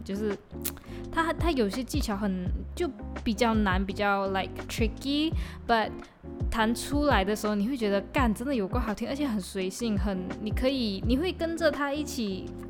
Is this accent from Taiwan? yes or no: no; Malaysia; accent: Malaysian; 我的马来西亚腔